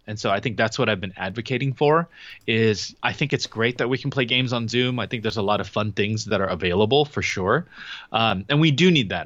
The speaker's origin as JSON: {"language": "English", "region": "Southern California", "country": "United States", "said": "we're both from Southern California"}